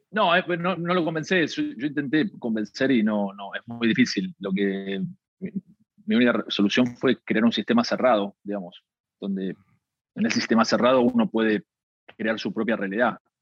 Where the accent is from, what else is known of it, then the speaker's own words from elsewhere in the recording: Argentina; nosotros, no sé, en Argentina comemos tarde